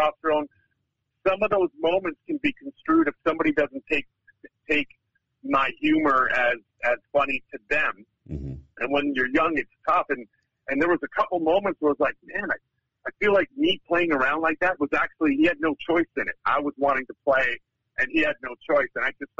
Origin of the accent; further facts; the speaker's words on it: Winnipeg, Manitoba, Canada; now in Vancouver, Canada; Grew up in a place called Winnipeg, Manitoba